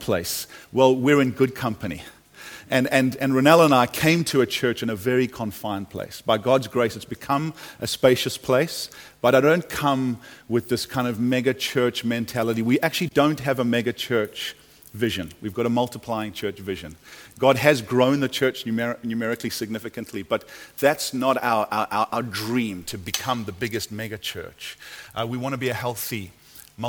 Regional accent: United States; also born or lived in California; I come from America. Last 10 years there, California, the land of the mega church

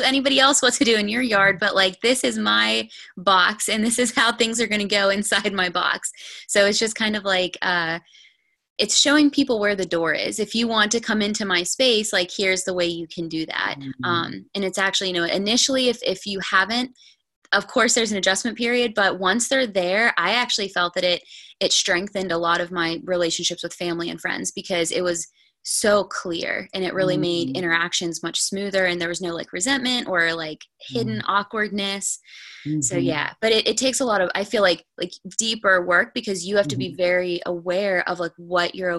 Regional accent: north of Pittsburgh, Pennsylvania, United States; I am from a little bit north of Pittsburgh, PA, Pennsylvania. So about an hour

